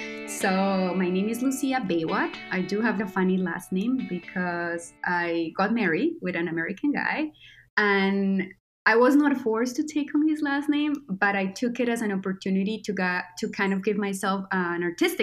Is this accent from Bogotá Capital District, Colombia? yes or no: no; Quindío, Colombia; moved away; I'm a Colombian creator. That's how I like to call myself. And I was born and raised in Colombia, in Quindío, which is the tiniest state in Colombia, and is traditionally known for coffee.